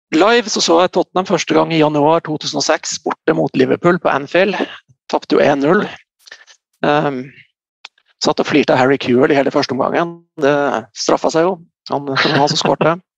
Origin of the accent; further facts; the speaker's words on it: Bardu, Troms, Norway; also born or lived in Salangen; jeg er opprinnelig fra Bardu, så jeg begynte å spille i Bardu